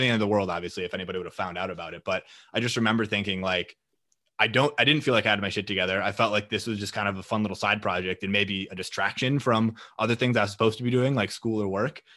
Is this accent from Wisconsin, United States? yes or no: yes; Green Bay, Wisconsin, United States; moved away as an adult; now in Minneapolis, United States; I'm initially from Green Bay, Wisconsin, and then I came up to Minneapolis to attend school at the University of Minnesota.